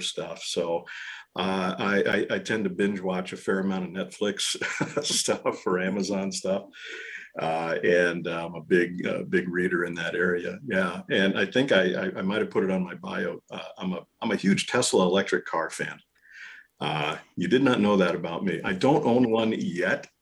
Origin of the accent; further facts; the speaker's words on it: New York, United States; moved away as an adult; now in Madison, United States; I'm originally from New York, and I've been in the Midwest, been in Madison, Wisconsin now about 30 years.